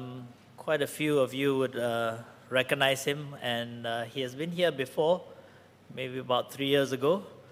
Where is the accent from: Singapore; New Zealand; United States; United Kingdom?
Singapore; No, I'm not from East Malaysia. He's from East Malaysia, but I'm from Singapore, but our roots are from the Anglican background